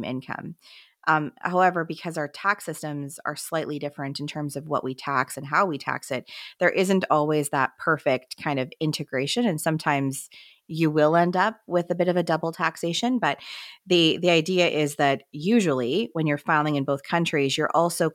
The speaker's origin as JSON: {"language": "English", "country": "Canada", "said": "as Canadian advisors"}